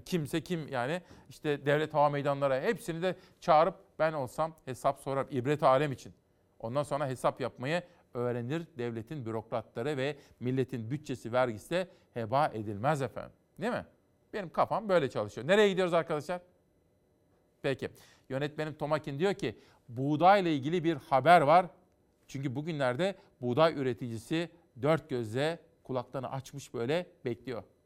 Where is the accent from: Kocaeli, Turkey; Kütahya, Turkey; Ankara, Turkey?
Kütahya, Turkey; ben bir Kütahyalıyım